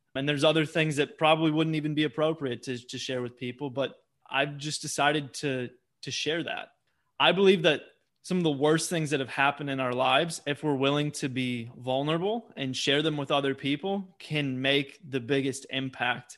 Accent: Wisconsin, United States; Growing up in Wisconsin

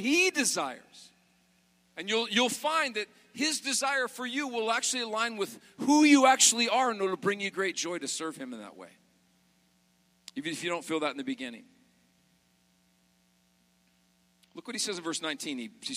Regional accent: Montana, United States; moved away as an adult; also born or lived in South Carolina; I was raised in Montana as a kid

